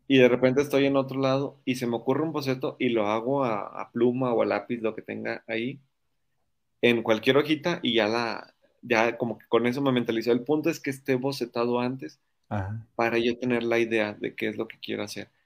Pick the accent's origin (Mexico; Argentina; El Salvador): Mexico; Monterrey, Nuevo León; soy regio, orgulloso regio